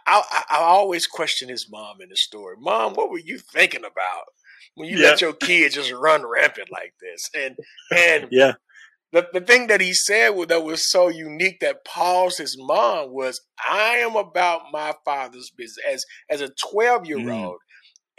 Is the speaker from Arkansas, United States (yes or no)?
yes; Little Rock, Arkansas, United States; I'm from Little Rock, Arkansas